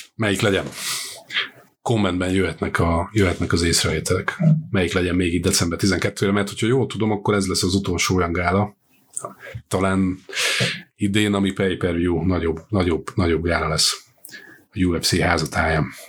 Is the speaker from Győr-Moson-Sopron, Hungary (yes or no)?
yes; Győr, Győr-Moson-Sopron, Hungary; mert én ugye Győri vagyok elsősorban, nem budapesti.